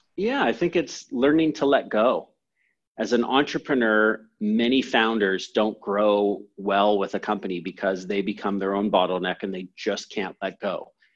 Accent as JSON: {"language": "English", "country": "Canada", "tie": "born or raised there", "also_born_or_lived": "San Francisco, United States / England", "said": "i was born in san francisco i moved to canada when i was seven or eight"}